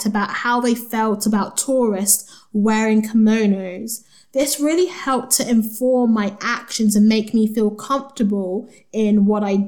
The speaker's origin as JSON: {"language": "English", "country": "Nigeria", "said": "There was me, of course, from Nigeria."}